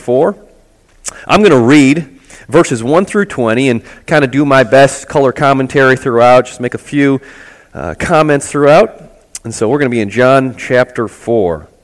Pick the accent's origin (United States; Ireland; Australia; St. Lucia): United States; Buffalo, New York; moved away; I'm originally from Buffalo, New York